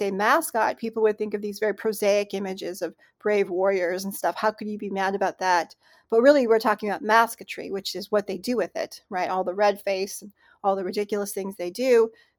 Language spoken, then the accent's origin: English; Cleveland, Ohio, United States; born there; I was born in Cleveland, Ohio. My parents met there through a program called Relocation, which was an initiative by Congress in the mid-20th century to basically terminate tribes politically and then to relocate the young people to urban centers like Cleveland.